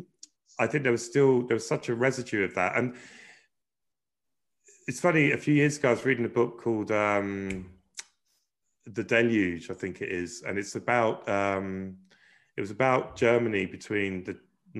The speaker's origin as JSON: {"language": "English", "region": "London", "country": "United Kingdom", "tie": "born or raised there", "moved": "as an adult", "lives_now": "Ireland", "said": "we were really lucky growing up in Brixton"}